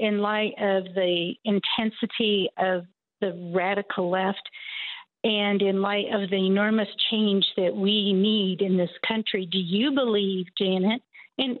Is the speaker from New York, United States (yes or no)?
no; Texas, United States; I'm from Texas. I'm near Austin